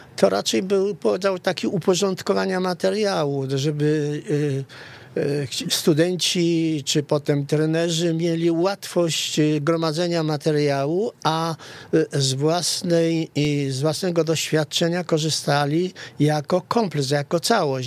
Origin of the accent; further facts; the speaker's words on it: Rzeszów, Subcarpathian Voivodeship, Poland; also born or lived in Kresy (Eastern Borderlands); wychowałem się w Rzeszowie